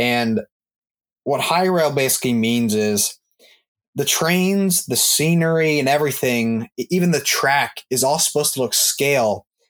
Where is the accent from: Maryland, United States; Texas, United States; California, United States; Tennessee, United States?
Maryland, United States; I'm from Maryland